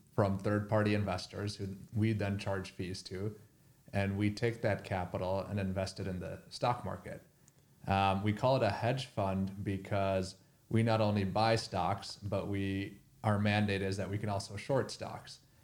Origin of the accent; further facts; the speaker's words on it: Minnesota, United States; I grew up in Minnesota